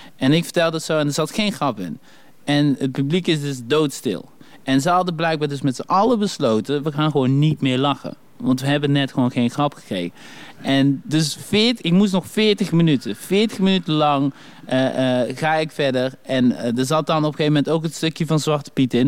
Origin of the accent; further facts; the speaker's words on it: Dommelen, North Brabant, Netherlands; accent: Brabant; also born or lived in Congo; ik kom uit Dommelen, weet je wel. we waren een van de eerste zwarte families daar